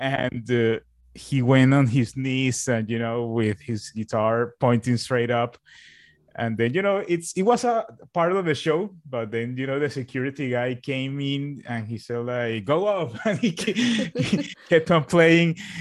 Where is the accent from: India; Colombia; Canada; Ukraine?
Colombia; Barranquilla, Atlántico; also born or lived in Bogota, Colombia; I went back to my, to my own, to my hometown, which is here